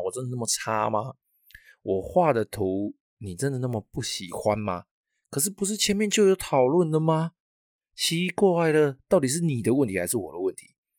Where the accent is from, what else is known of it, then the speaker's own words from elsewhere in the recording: Taiwan; 我们台湾人最重要的春节